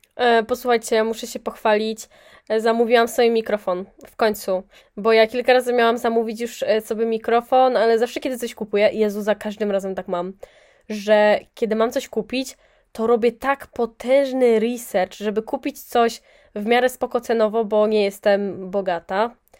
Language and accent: Polish; near Poznań, Greater Poland, Poland; ja jestem spod Poznania.